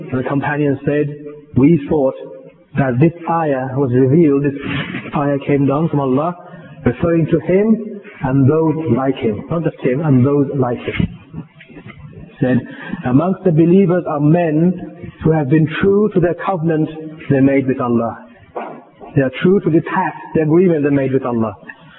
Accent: United Kingdom; We are British. Alhamdulillah.

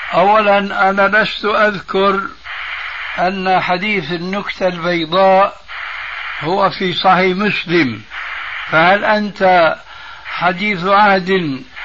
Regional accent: Syria; moved away; وعندنا في سوريا لما كنا هناك

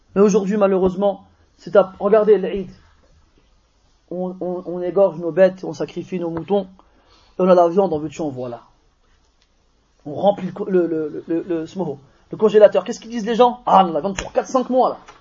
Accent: France; on est des Français, on est né ici, on est formaté ici.

